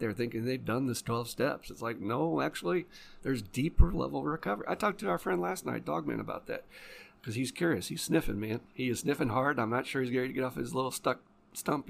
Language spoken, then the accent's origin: English; Louisville, Kentucky, United States; in my hometown